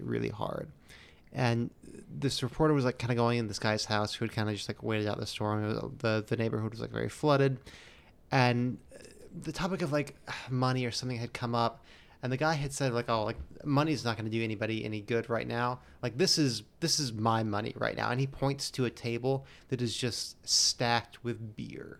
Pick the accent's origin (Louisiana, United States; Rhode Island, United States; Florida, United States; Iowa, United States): Florida, United States; moved away; I grew up down in Florida